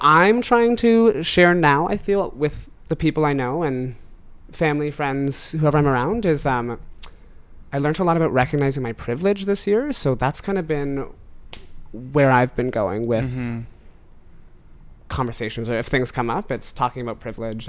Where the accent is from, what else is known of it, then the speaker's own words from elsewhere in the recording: Oakville, Ontario, Canada; now in Toronto, Canada; Growing up in Oakville as a white boy.